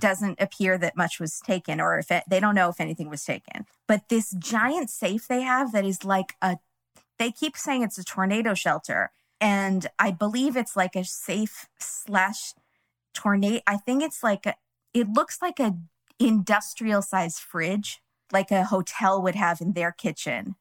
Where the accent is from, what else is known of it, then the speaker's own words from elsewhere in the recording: California, United States; we're from California